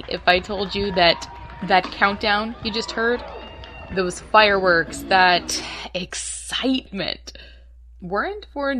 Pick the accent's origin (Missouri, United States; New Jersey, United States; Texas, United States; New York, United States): Texas, United States; North; I grew up in North Texas, and I've lived here most of my life.